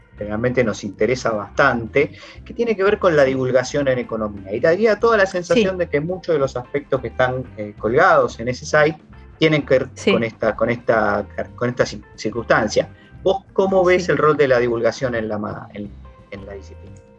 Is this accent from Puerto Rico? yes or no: no; Argentina; como argentinos y argentinas